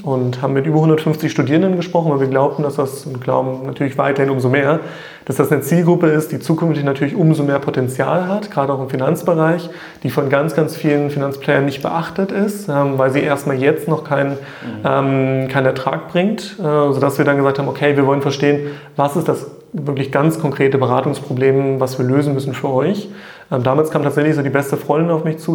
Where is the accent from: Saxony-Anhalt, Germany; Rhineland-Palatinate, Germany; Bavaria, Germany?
Saxony-Anhalt, Germany; Staßfurt; ich komme ja aus der Nähe von Magdeburg, aus Stassfurt